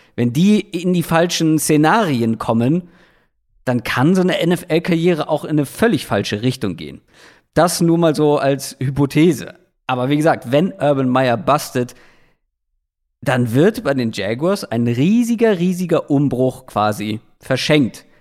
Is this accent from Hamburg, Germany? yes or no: yes; Hamburg, Germany; als Hamburger